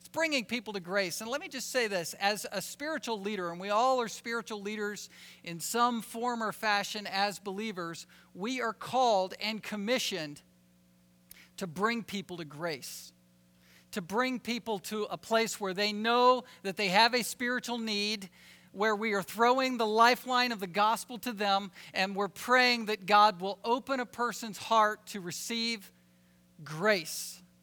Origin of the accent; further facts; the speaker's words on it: Virginia, United States; I'm a Southerner from Virginia